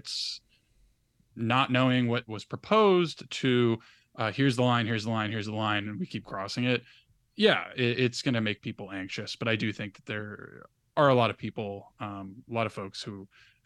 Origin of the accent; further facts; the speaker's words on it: New York City, New York, United States; my hometown of Brooklyn